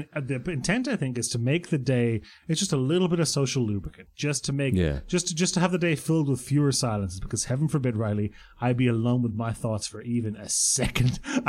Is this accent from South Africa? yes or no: no; Croatia; born there; I was born in Croatia, you know, born in Yugoslavia at the time.